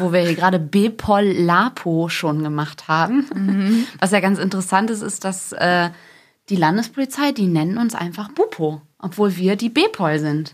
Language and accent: German; Lower Saxony, Germany; moved away; also born or lived in North Rhine-Westphalia; ich bin in Niedersachsen geboren, habe dann in Nordrhein-Westfalen gewohnt